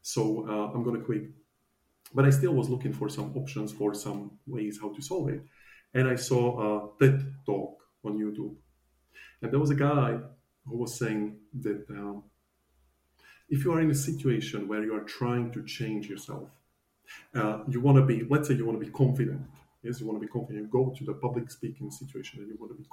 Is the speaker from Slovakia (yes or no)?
yes; Slovakia; moved away as an adult; now in Australia; So I'm originally from Slovakia, and I used to work as a financial advisor